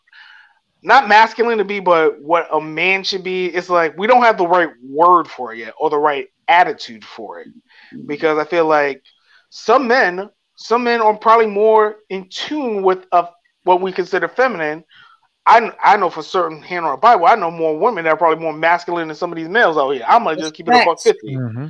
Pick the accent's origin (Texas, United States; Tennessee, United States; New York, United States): New York, United States; New York City; my next door neighbor probably that I grew up with in the Bronx